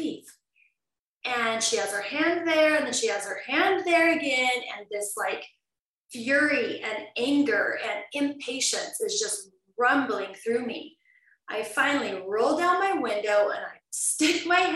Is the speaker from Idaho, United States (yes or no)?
yes; Southern Idaho, United States; also born or lived in Las Vegas, Nevada; now in Vancouver, Canada; I grew up very wholesome in Southern Idaho on a ranch